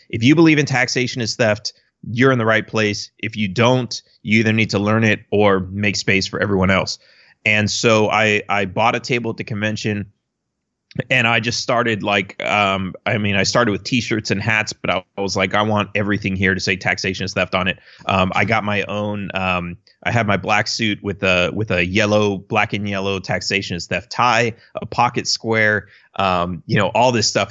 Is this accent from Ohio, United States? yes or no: no; Los Angeles, California, United States; I grew up in Los Angeles, which obviously is a blue state